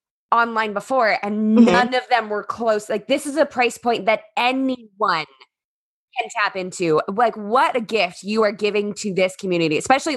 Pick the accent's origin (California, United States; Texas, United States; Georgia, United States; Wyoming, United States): California, United States; San Clemente; I grew up in Southern California, right on the beach in San Clemente.